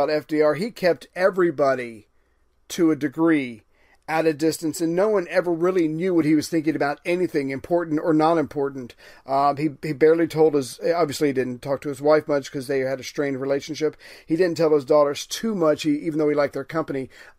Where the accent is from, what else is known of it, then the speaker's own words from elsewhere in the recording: United Kingdom; I'm British.